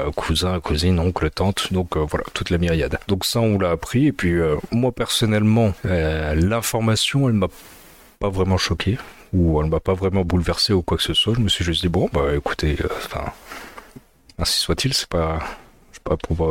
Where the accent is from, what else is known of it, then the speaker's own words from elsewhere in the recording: France; also born or lived in Addis Ababa, Ethiopia; je suis né en Éthiopie en 1998. Euh, là actuellement j'habite euh, sur l'île. Euh, donc j'ai été adopté en 2002 et, puis voilà, depuis je suis, je resté en France